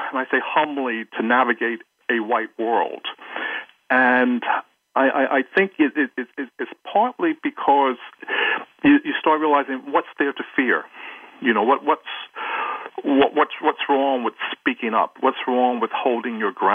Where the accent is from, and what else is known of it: New York, United States; born or raised there; also born or lived in Jackson, Mississippi, United States